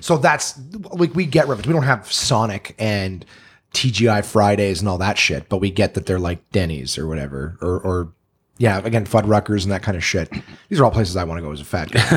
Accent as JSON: {"language": "English", "country": "Canada", "said": "I'm Canadian"}